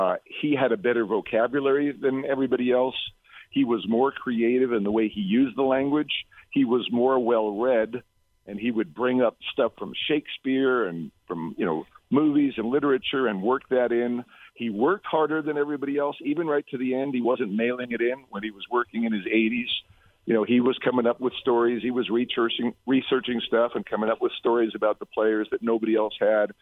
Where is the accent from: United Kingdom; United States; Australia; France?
United States; New York City, New York; moved away; I grew up in Brooklyn